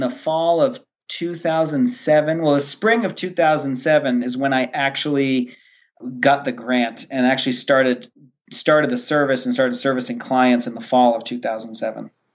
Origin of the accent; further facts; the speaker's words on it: Rhode Island, United States; moved away as an adult; now in Maine, United States; I am originally from Rhode Island, and I was living and working in Rhode Island